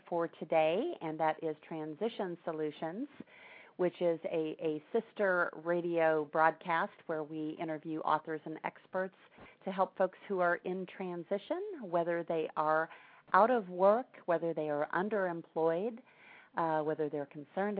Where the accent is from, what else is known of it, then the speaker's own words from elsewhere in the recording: Greenfield and Rushville, central Indiana, United States; now in Tampa, United States; I grew up in your neighbor state, Indiana, so not too far away